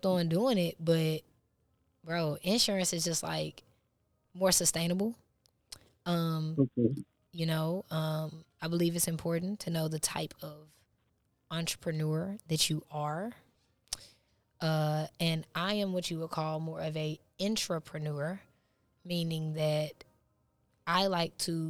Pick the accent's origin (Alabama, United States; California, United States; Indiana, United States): Alabama, United States; Huntsville; moved away as an adult; now in Georgia, United States; I'm from Huntsville, but I did move to Georgia about 8 or 9 months ago